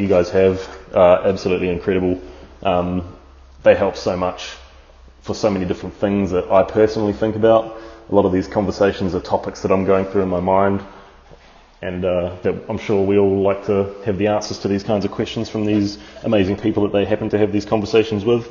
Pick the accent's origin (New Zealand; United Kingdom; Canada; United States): New Zealand; now in Australia; I'm from New Zealand, currently living in Australia